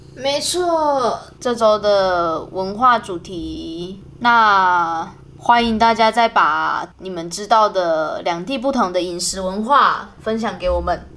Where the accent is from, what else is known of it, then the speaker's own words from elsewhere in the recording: Taiwan; moved away; 我们台湾人不是火锅的蘸酱，一定会有沙茶酱吗